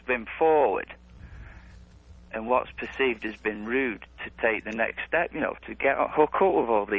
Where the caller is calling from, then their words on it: Wisconsin, United States; I'm in western Wisconsin at the moment.